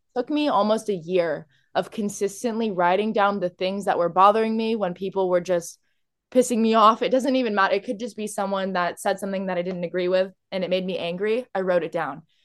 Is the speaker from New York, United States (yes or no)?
no; Orange County, California, United States; I'm from Orange County, California